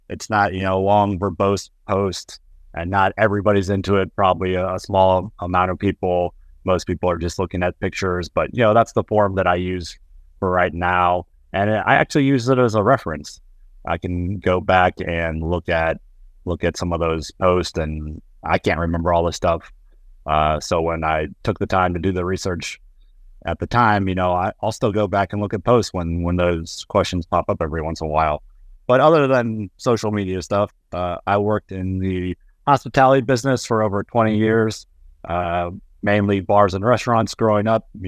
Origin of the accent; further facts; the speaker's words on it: Nashville, Tennessee, United States; Currently, I'm in my hometown of Nashville, Tennessee, at least for the next few days.